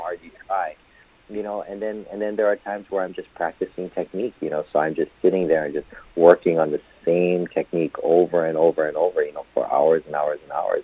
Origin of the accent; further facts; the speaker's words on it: Hawaii, United States; I was born and raised in in Hawaii